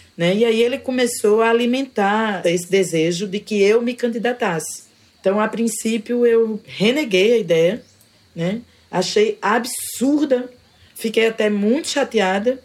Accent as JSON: {"language": "Portuguese", "town": "João Pessoa", "region": "Paraíba", "country": "Brazil", "tie": "born or raised there", "lives_now": "Conde, Brazil", "said": "Eu nasci em João Pessoa, mas desde então eu vivo aqui nesse território."}